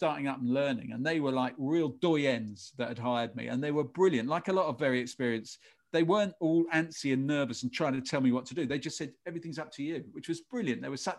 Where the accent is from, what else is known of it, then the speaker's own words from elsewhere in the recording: England, United Kingdom; I'm part Irish. I've got an Irish name, but I grew up in England.